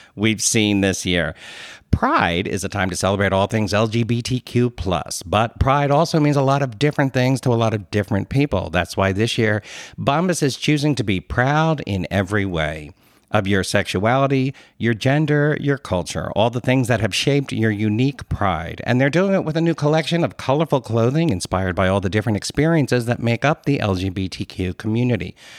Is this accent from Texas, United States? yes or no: no; Philadelphia, Pennsylvania, United States; accent: Philly; my Philly accent came out